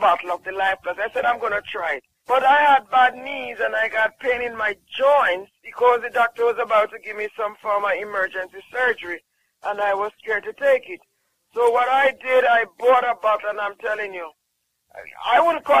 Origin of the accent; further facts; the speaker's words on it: Jamaica; I'm from Jamaica